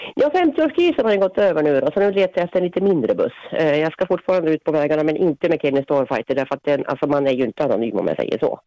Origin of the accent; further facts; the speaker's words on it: Finland; now in Sweden; jag är från Finland